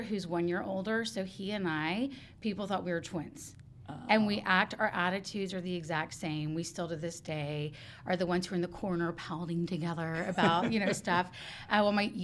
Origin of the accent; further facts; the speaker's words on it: Houston, Texas, United States; also born or lived in Mission Bend, Fort Bend County, Texas; I grew up on the southwest side of Houston